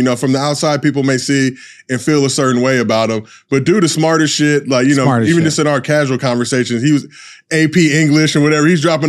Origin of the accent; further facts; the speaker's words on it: the Valley, California, United States; I grew up in the Valley.